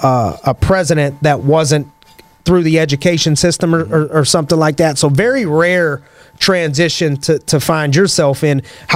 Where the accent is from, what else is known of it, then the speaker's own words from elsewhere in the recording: Youngstown, Ohio, United States; I'm from Youngstown, Ohio.